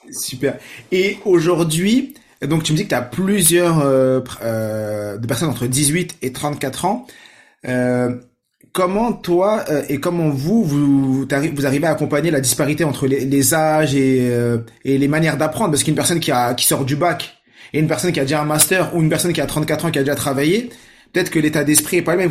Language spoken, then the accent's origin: French; France; je suis né en France, mais euh, famille nombreuse, 6 sœurs, famille marocaine